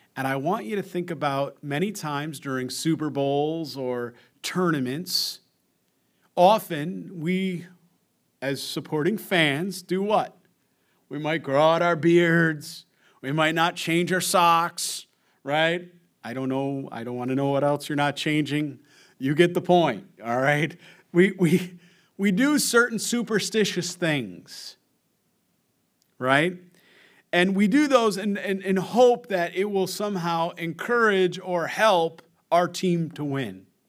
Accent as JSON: {"language": "English", "country": "United States", "said": "I'm an American"}